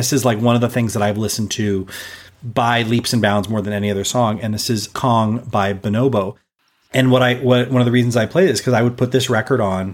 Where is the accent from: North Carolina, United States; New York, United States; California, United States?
California, United States; Los Angeles; growing up in Los Angeles, we have this very influential radio station, KROQ, K-Rock. And it's just part of my identity as a Los Angelino